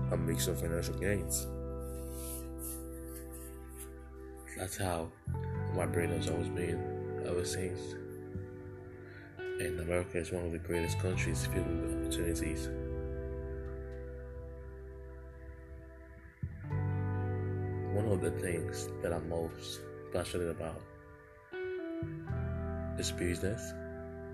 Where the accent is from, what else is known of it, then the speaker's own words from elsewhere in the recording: Sierra Leone; moved away as an adult; now in United States; I am African. I came from Sierra Leone. That's a country in West Africa